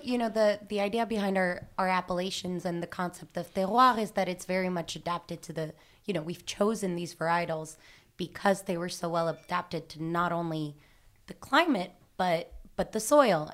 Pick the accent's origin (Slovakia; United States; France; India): France; Nîmes, Occitania; moved away; I'm from Nîmes